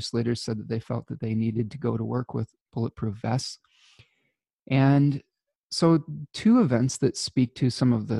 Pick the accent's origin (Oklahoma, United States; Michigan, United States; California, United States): Michigan, United States; my home state of Michigan